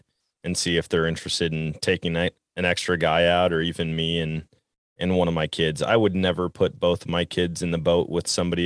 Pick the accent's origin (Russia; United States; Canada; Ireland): United States; Wisconsin; now in Missouri, United States; Growing up in Wisconsin